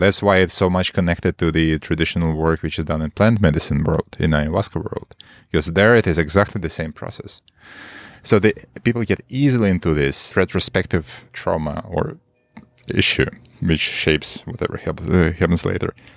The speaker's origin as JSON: {"language": "English", "region": "Moscow", "country": "Russia", "moved": "as an adult", "lives_now": "Marin, United States", "said": "I'm a Moscow guy from, from the most of my time. Moscow guy, Russia."}